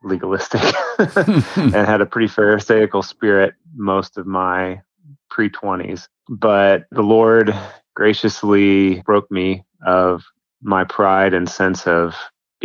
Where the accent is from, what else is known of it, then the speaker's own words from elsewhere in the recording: Denver, Colorado, United States; now in Oklahoma, United States; I grew up in Denver, Colorado